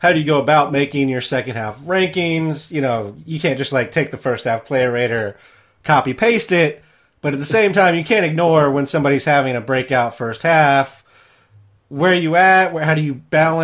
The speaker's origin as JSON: {"language": "English", "region": "Midwest", "country": "United States", "said": "I am from the Midwest"}